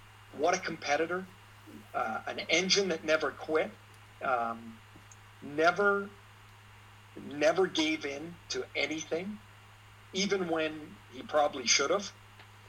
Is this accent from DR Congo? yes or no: no; Trail, British Columbia, Canada; I grew up in Trail, British Columbia.